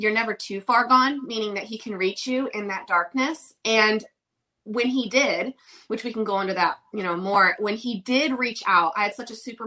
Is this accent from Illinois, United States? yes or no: no; Oxford, Michigan, United States; now in Nashville, United States; I'm originally from Michigan, small town in Michigan called Oxford